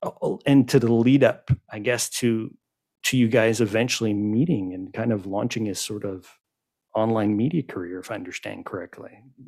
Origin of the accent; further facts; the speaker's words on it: Montreal, Quebec, Canada; for me anyways, I guess, from being from Montreal and Quebec and being a Canadian, kind of following all of this online